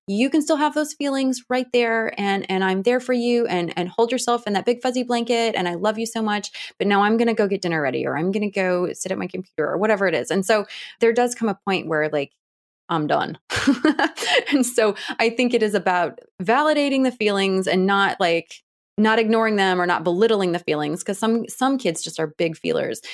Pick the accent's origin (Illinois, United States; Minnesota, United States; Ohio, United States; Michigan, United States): Ohio, United States; Cleveland; also born or lived in Washington, D.C.; now in Atlanta, United States; I'm from the Cleveland area. I'm from Ohio